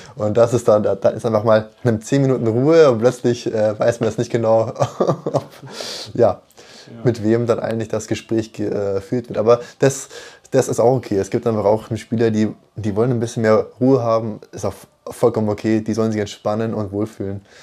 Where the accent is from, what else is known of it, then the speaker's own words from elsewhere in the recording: Munich, Bavaria, Germany; gebürtig aus München